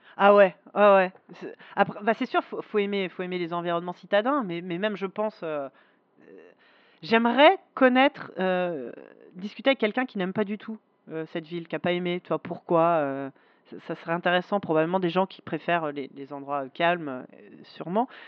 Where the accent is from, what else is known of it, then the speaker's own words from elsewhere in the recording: Paris, Île-de-France, France; Les, Parisiens, on a cette image de ah, on n'est pas sympa et tout